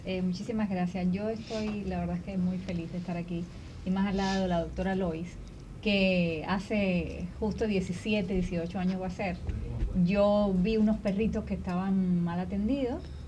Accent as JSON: {"language": "Spanish", "country": "Cuba", "tie": "born or raised there", "said": "Y ahí nacimos nosotros en Cuba"}